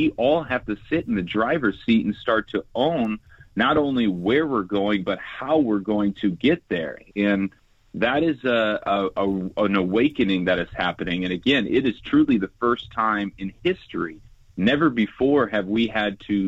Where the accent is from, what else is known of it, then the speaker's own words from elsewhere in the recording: Southern California, United States; I grew up playing sports in Southern California